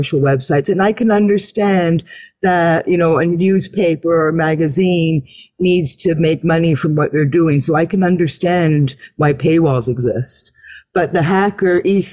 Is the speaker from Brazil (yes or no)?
no; Canada; I'm a Canadian woman.